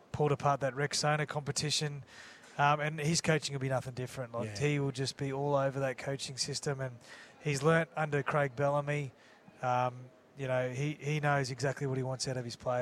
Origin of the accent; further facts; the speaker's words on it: Queensland, Australia; moved away; also born or lived in New South Wales; I'm a Queenslander, and I played a lot of my footy in New South Wales